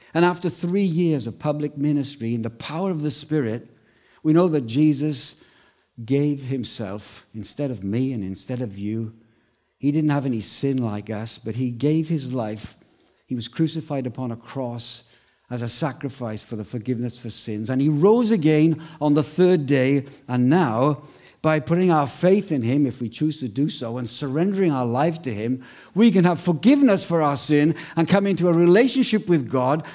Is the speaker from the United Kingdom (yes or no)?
yes; Wales, United Kingdom; accent: Welsh; now in Australia; I'm Welsh